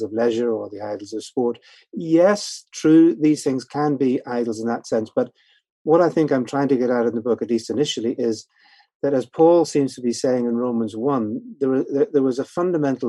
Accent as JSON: {"language": "English", "region": "Northern Ireland", "country": "United Kingdom", "moved": "yes", "lives_now": "London, United Kingdom", "said": "I'm actually originally from Northern Ireland. That's where the accent comes a bit"}